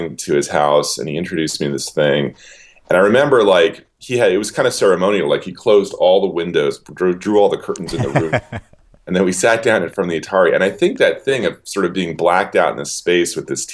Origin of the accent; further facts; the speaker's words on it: New York, United States; I grew up in New York